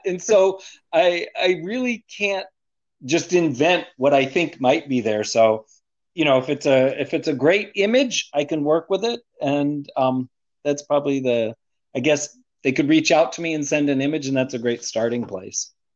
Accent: United States; also born or lived in Arlington; I was born in the United States

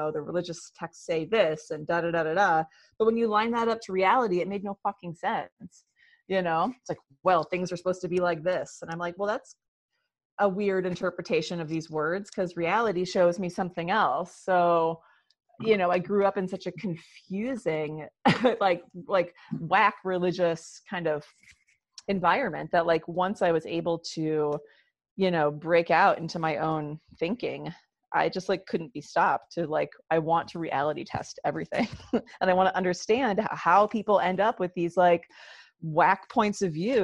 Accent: Rochester, New York, United States; I grew up in Western New York, outside of Rochester, New York.

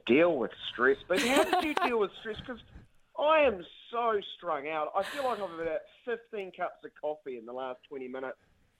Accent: New Zealand; We might be little old New Zealand at the bottom of the world

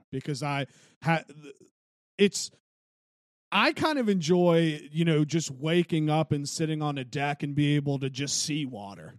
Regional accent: Wheeling, West Virginia, United States; growing up in Wheeling

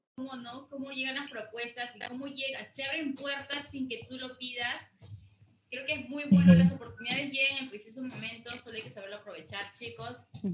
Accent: Peru; como peruano

